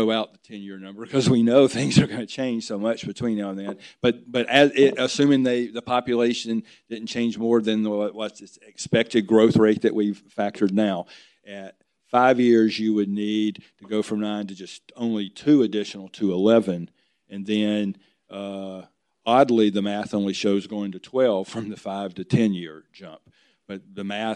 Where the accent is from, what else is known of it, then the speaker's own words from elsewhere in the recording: outside of Nashville, Tennessee, United States; moved away; I grew up outside of Nashville in the bedroom community